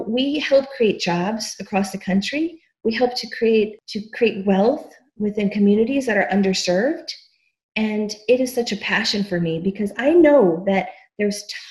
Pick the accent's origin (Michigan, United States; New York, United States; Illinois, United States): Illinois, United States; Chicago; I grew up in the south side of Chicago in a low-income neighborhood called Pilsen.